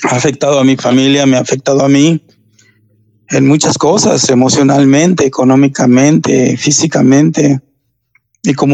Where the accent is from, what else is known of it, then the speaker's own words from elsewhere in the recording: Mexico; somos buenos, somos, somos latinos, somos hispanos, somos mexicanos, somos de toda raza y cuidémonos